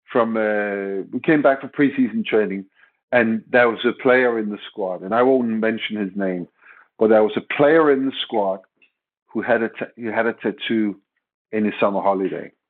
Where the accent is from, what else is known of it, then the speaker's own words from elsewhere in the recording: Denmark; English is a second language; moved away as an adult; now in England; I came directly from Denmark. I was supposed to move to England, all of my luggage, all of my clothes.